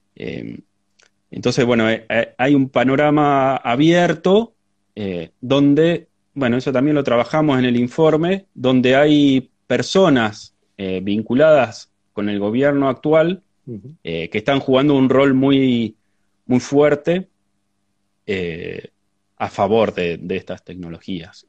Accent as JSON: {"language": "Spanish", "region": "La Pampa", "country": "Argentina", "tie": "born or raised there", "moved": "yes", "lives_now": "San Luis, Argentina", "said": "yo nací en La Pampa, en el oeste de La Pampa"}